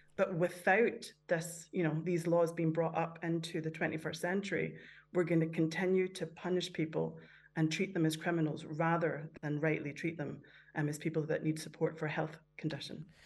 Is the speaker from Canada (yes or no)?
yes; Canada; moved away; growing up in Canada where there was a lot of, of drug taking round about me